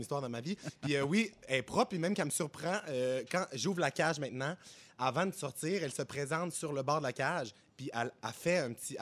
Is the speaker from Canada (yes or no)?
yes; Quebec, Canada; also born or lived in Plateau Mont-Royal, Montreal; now in Montreal, Canada; je viens de Saguenay-Lac-Saint-Jean. Mon père a eu des bateaux quand j'étais jeune